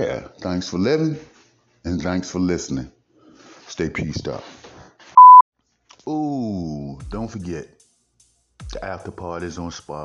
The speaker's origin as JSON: {"language": "English", "town": "Baltimore", "region": "Maryland", "country": "United States", "also_born_or_lived": "Missouri", "moved": "as an adult", "said": "I'm from Baltimore"}